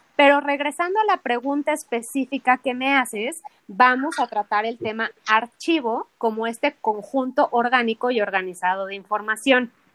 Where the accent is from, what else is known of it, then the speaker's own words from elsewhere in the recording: Mexico; nosotros como mexicanos